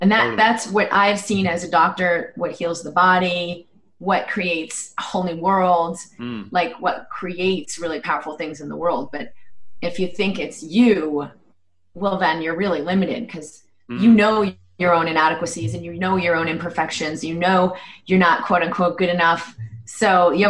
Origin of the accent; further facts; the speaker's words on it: Boston, Massachusetts, United States; I grew up in Boston and had, I guess, a pretty conventional upbringing